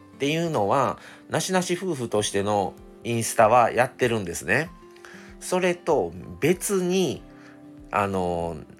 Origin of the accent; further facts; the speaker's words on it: Kobe, Hyogo, Japan; also born or lived in Shiga; 僕は生まれは滋賀県ですが、えー、神戸で育ったんですね